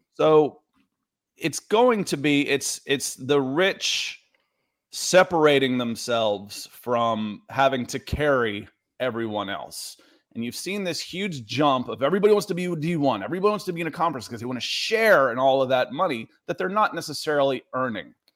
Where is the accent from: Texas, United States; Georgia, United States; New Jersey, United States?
Georgia, United States; moved away as an adult; also born or lived in Ohio / Los Angeles; I grew up in Georgia. I lived in L A for ten years, uh, and then I'm back here in Georgia